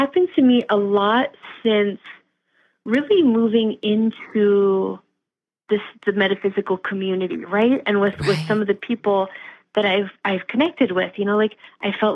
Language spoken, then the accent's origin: English; Lehigh Valley, Pennsylvania, United States; now in Wisconsin, United States; I am originally from Pennsylvania. And, you know, I tell everybody, I'm from the Lehigh Valley